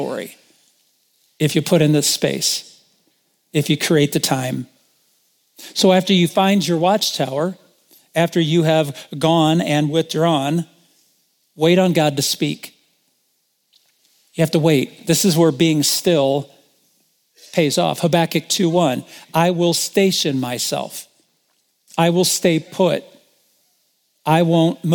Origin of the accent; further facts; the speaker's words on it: Indiana, United States; moved away as an adult; also born or lived in Michigan; I'm from Indiana